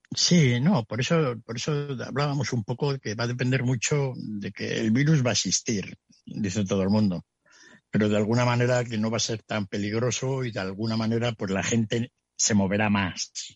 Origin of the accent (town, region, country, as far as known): Spain